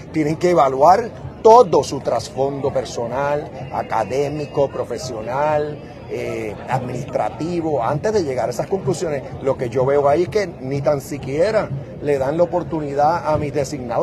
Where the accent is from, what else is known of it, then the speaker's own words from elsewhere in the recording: Puerto Rico; somos bendecidos porque la bandera americana ondea en nuestra tierra